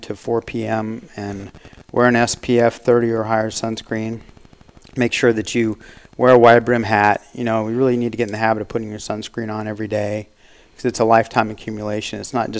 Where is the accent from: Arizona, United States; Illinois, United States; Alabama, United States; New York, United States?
Arizona, United States; Scottsdale; also born or lived in Phoenix, Arizona / Tucson, Arizona; I'm a native Arizonan. My dad was born in Prescott, Arizona, and I grew up in Scottsdale, like Sweetwater and 60th Street.